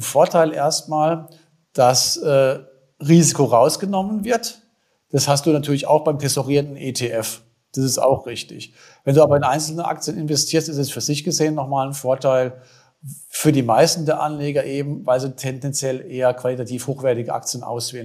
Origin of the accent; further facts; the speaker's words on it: Germany; bei uns in Deutschland